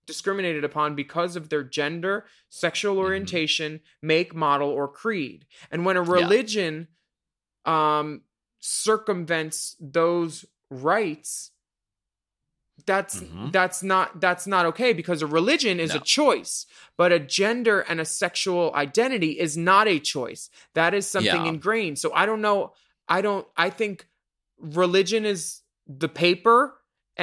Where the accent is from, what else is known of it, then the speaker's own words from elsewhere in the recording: Philadelphia, Pennsylvania, United States; Philly, my hometown.